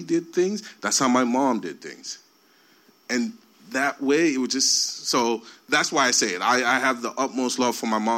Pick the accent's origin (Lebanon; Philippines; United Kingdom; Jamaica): Jamaica; moved away; I was born in Jamaica in the rural country where we carried water every day. We had outhouses, and I wanted to be a doctor. I came here